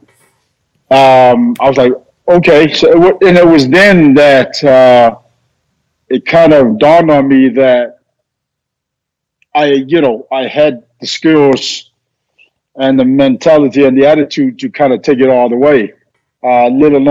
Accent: Auckland, New Zealand; We were raised in Auckland

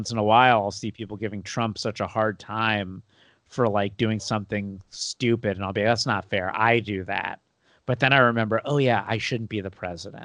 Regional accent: United States; also born or lived in California; being an American

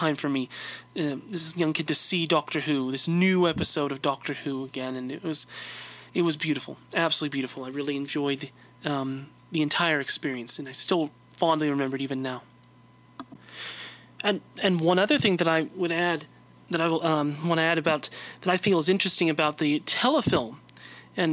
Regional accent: California, United States; I'm from California

